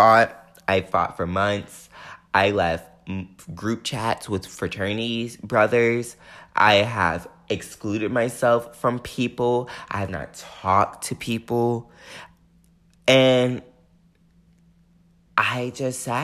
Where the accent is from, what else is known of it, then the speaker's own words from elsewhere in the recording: the South, United States; growing up in the South